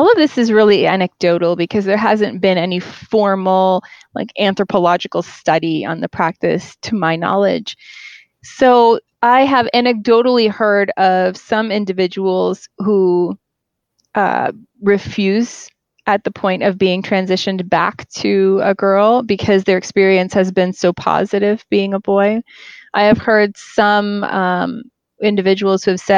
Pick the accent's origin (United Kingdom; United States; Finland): United States; also born or lived in Queens, New York / New Jersey / upstate New York / Brooklyn; I was born and raised in the United States